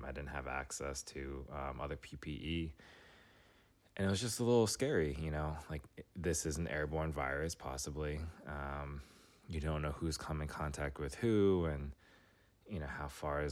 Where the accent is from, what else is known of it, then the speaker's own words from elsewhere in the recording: New York City, New York, United States; moved away as an adult; now in Washington, D.C., United States; I grew up in New York City. I moved to D.C. after my undergrad days